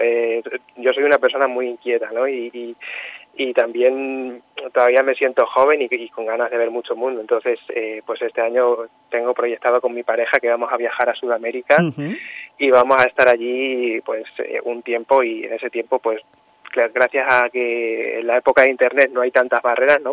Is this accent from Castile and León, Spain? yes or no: yes; Puerto de Béjar, Castile and León, Spain; yo soy de Puerto de Béjar, pero, pero bueno, mi madre es de Montemayor del Río